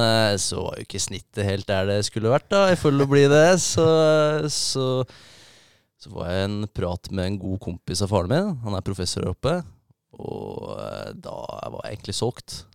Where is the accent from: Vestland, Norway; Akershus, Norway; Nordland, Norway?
Akershus, Norway; Minnesund; moved away as an adult; also born or lived in Årnes / Kløfta; now in Bodø, Norway; vokste jeg opp eh, på Minnesund, rett ved Eidsvoll